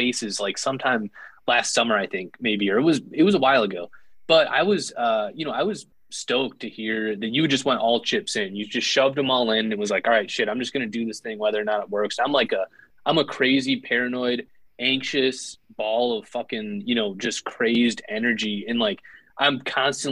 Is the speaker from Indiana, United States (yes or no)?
yes; Northern Indiana, United States; I'm from Northern Indiana.